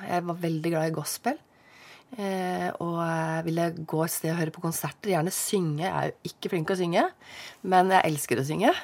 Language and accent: Norwegian; Oslo, Norway; moved away as an adult; also born or lived in Lørenskog / Høvåg, Lillesand; now in Lillesand, Norway; født og oppvokst der eh, med mor og far